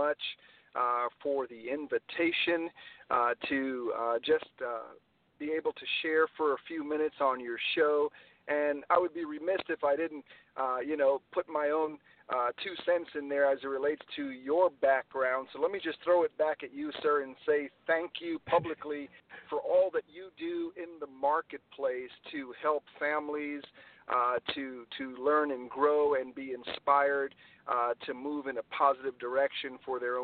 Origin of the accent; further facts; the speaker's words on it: New York, United States; also born or lived in Trinidad and Tobago; I was born in the islands, Trinidad and Tobago. Moved to New York with my family when I was about 6 years old. So I grew up in New York